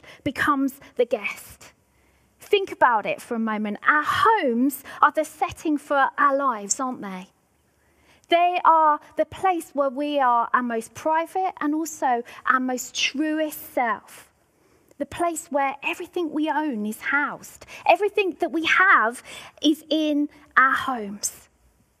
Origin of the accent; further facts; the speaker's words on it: Devon, South West England, United Kingdom; now in Scotland, United Kingdom; where I grew up in Devon.